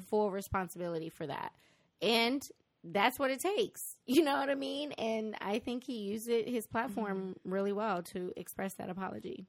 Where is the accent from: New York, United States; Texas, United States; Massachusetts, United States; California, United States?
California, United States; Compton; we grew up in Compton